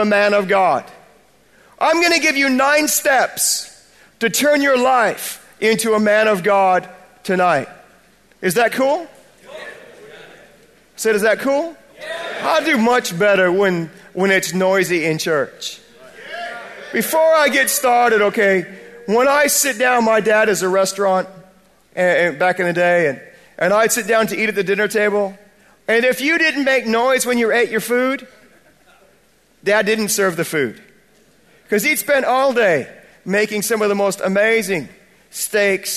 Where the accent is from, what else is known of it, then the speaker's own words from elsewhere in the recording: United States; accent: American; moved away as an adult; now in Bradford, United Kingdom; I'm an American by birth, but I'm British by choice